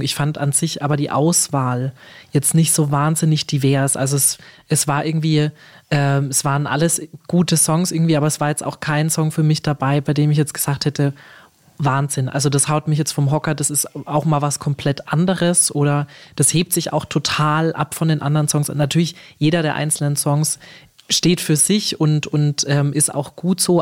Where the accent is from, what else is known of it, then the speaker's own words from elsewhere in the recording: Germany; als Deutsche